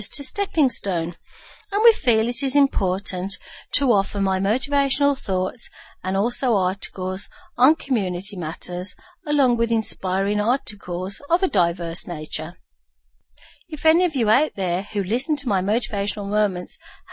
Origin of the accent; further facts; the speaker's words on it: Birmingham, West Midlands, United Kingdom; moved away; my hometown of Birmingham, UK